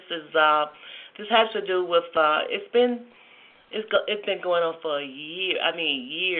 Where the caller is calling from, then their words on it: Georgia, United States; I'm calling from Georgia.